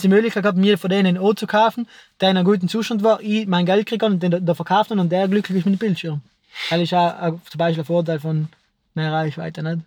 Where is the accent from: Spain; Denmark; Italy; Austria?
Italy; South Tyrol, Trentino-Alto Adige; bei uns in Südtirol